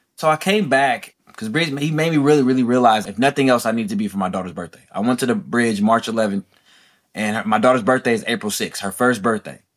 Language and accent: English; Oakland, California, United States; Being born and raised in Oakland, California